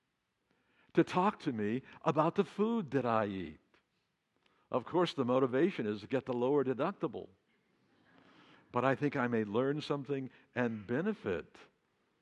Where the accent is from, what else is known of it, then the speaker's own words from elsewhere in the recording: Texas, United States; moved away; Tex-Mex from my home state